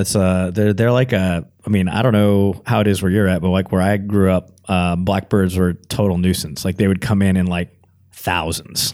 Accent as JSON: {"language": "English", "region": "Texas", "country": "United States", "tie": "born or raised there", "said": "growing up in Texas"}